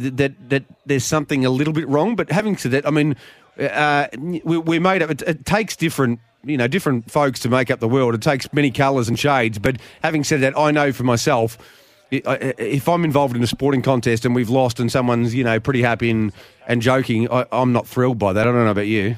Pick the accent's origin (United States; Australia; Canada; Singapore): Australia; Geelong, Victoria; I'm bloody from Geelong.